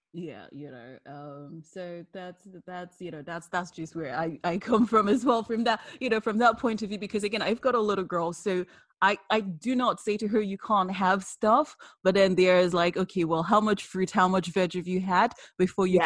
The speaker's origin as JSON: {"language": "English", "country": "Nigeria", "said": "I'm Nigerian"}